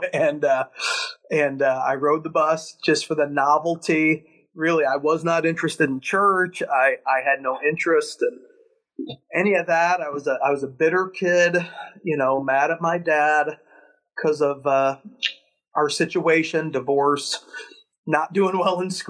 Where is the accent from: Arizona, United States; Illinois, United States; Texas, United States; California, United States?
Illinois, United States; Chicago; Born and raised in Chicago